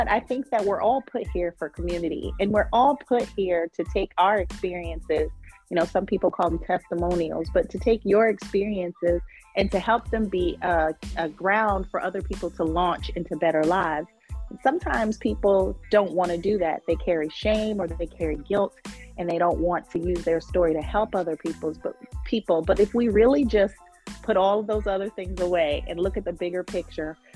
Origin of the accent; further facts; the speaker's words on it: New York, United States; now in Charlotte, United States; Originally, I am from upstate New York, but I have lived all over the country.